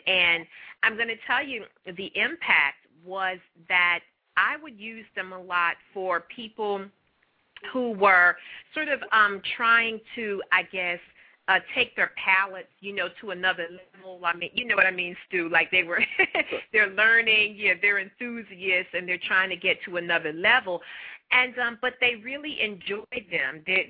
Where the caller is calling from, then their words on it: Philadelphia, Pennsylvania, United States; I'm in Philly for now, headed to Florida.